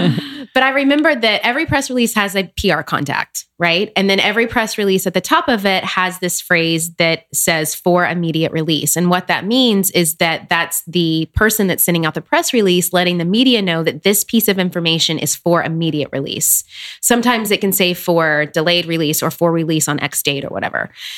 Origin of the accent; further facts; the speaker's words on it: Nashville, Tennessee, United States; now in New York City, United States; So I am originally from Nashville, Tennessee.